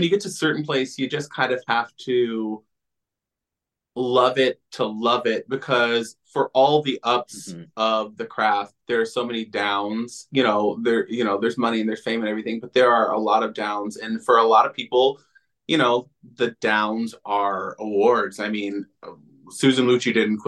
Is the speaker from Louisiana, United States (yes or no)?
no; Florida, United States; moved away; I'm from Florida originally